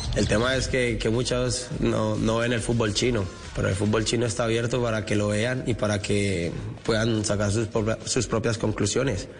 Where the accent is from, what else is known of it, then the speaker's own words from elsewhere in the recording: Colombia; estar nuevamente en mi selección, en mi país, representándolo